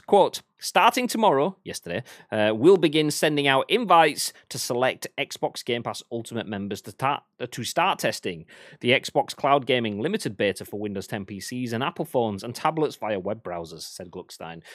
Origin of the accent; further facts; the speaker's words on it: England, United Kingdom; I'm English